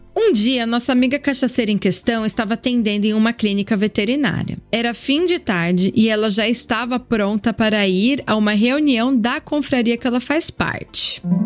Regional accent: Brazil; moved away; also born or lived in Europe; Sou brasileira

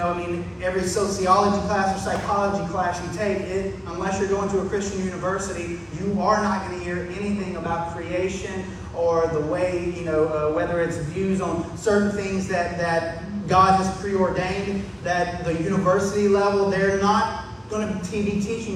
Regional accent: the South, United States; growing up in the South

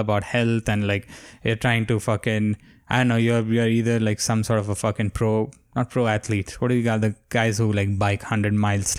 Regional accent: India; moved away; growing up in India

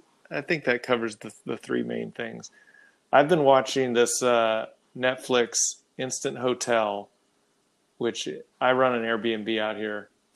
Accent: Texas, United States; I don't remember seeing a lot of them growing up in Texas.

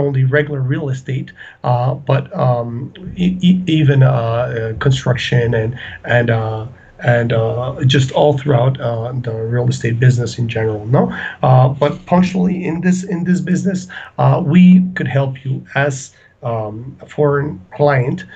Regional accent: Ecuador; also born or lived in Colombia; I'm from Ecuador, originally born in Ecuador, but my family is Colombian

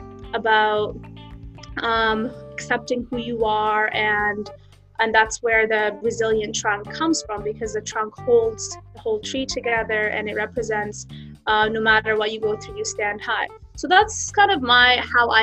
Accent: Canada; also born or lived in Jenin, West Bank / Halhul, Hebron; I grew up in Canada all my life

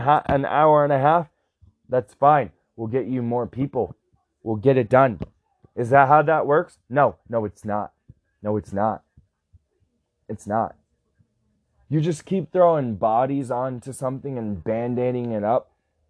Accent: United States; I'm an American citizen.

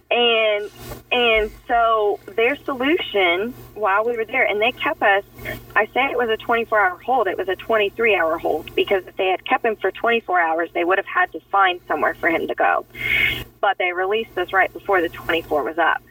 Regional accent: Kansas, United States; moved away; I'm originally from Kansas

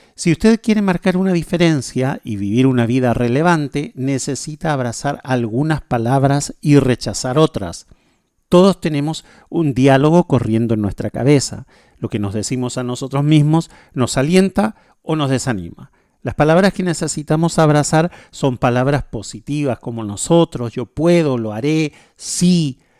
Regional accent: Chile; now in Paraguay; yo vivo en Paraguay, soy chileno

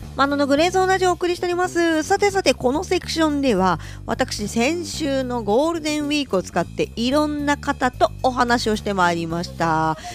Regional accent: Ishikawa, Japan; 地元石川県の話

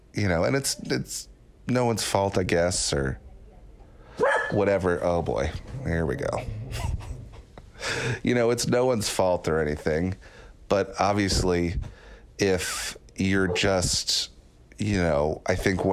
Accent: New York, United States; I was growing up in New York, so I loved the Knicks

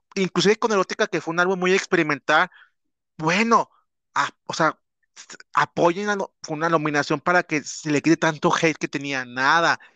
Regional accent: Mexico; born or raised there

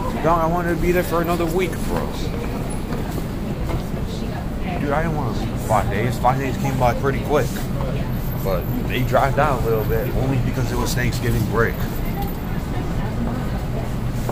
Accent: New York, United States; growing up in New York

